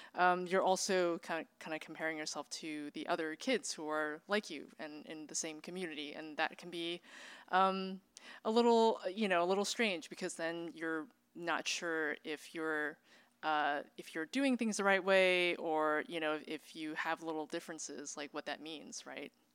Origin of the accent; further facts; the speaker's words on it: Bay Area, California, United States; I grew up, um, in a, in a community, uh, in the Bay Area